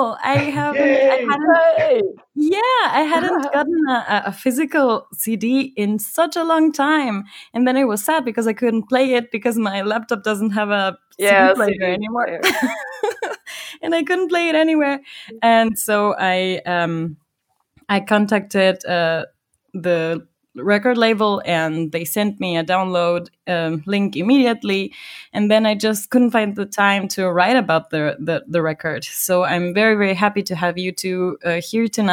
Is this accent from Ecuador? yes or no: yes; Ecuador; moved away; I spent 6 months back in Ecuador in my home country.